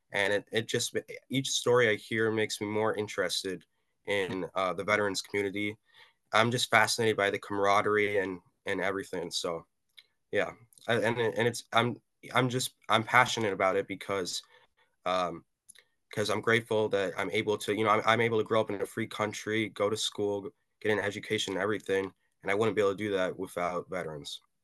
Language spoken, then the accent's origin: English; Madison, Wisconsin, United States; I'm a teenager from Madison, Wisconsin